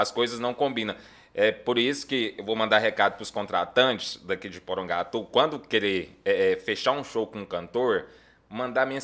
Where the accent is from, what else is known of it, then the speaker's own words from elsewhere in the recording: Minaçu, Goiás, Brazil; moved away as an adult; also born or lived in Goiânia; now in Porangatu, Brazil; Eu sou natural de Minasu. Minasu. Minasu, Goiás.